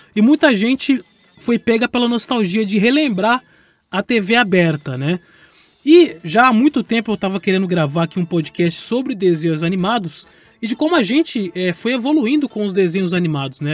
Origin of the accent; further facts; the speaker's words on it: São Paulo, Brazil; Eu cresci em São Paulo